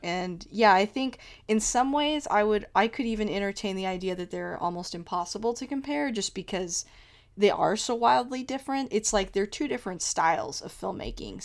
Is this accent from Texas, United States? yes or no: yes; Texas, United States; I grew up in Texas.